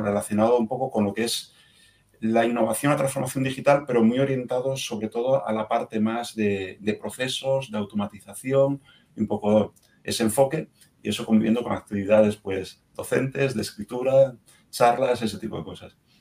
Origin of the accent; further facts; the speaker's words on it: Asturias, Spain; moved away; mi tierra natal en Asturias